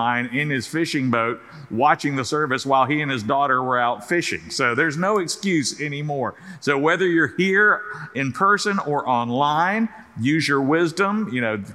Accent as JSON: {"language": "English", "region": "South Carolina", "country": "United States", "tie": "born or raised there", "moved": "yes", "said": "when I was a little kid growing up in South Carolina"}